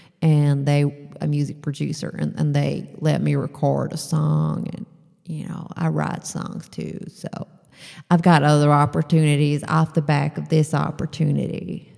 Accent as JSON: {"language": "English", "region": "Texas", "country": "United States", "said": "Especially if I'm from Texas. That's a joke they get back home."}